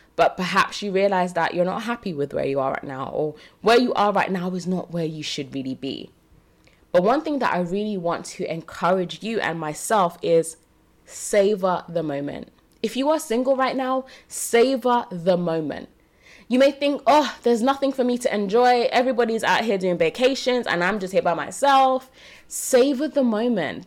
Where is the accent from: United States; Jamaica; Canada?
Jamaica; now in United Kingdom; I was born in Jamaica.